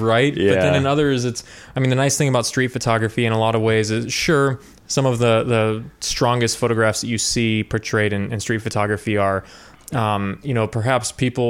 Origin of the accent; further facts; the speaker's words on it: Midwest, United States; I'm from the Midwest and also an introvert.